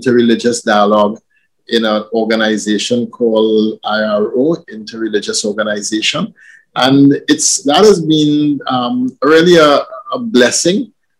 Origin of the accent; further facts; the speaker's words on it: Trinidad & Tobago; growing up in Trinidad, you're never very far from people of other faith